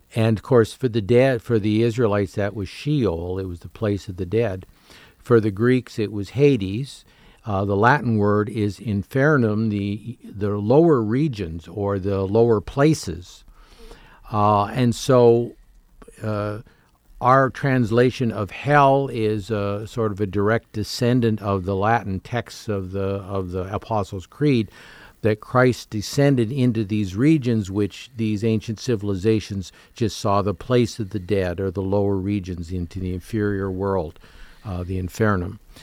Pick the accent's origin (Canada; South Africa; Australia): Canada; moved away; having grown up as a Canadian